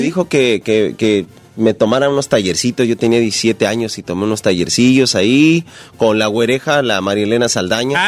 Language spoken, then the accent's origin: Spanish; Ecatepec, State of Mexico, Mexico; Yo soy de la Ciudad de México, de Catepec.